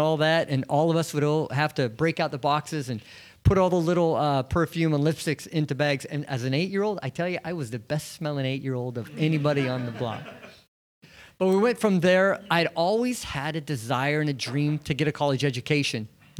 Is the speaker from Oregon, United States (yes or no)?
yes; Portland, Oregon, United States; I grew up in Portland, North Portland, educated here, went to school here, built a business here, married my wife, and raised my children here.